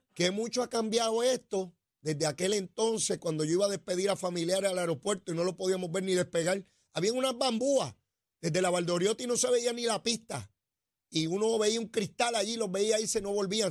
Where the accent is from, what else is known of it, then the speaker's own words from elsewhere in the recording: Puerto Rico; cuando yo me criaba, los que nacimos en los 60